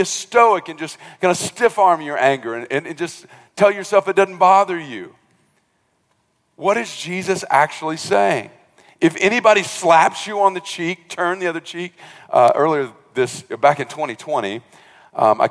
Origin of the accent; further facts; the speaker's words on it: rural South Georgia, United States; moved away; I came from South Georgia, rural South Georgia. I think my dad's church at most had maybe 50 people